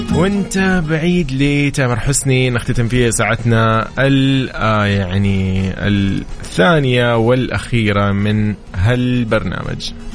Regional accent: Saudi Arabia; نحن السعوديين

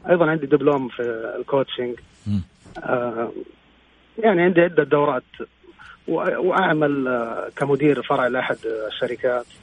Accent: Jeddah, Makkah Province, Saudi Arabia; moved away as an adult; أنا من جدة أصلاً، ولكن انتقلت العملي من سبع سنوات

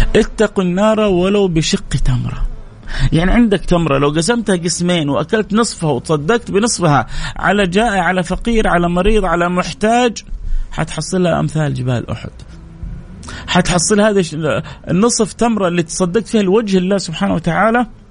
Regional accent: Jeddah, Makkah Province, Saudi Arabia; عندنا في الغربيه خصوصا في جده

